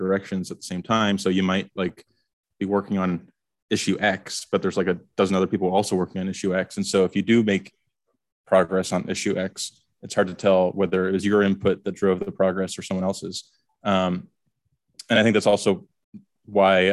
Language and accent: English; Canada; moved away as an adult; I'm from Canada originally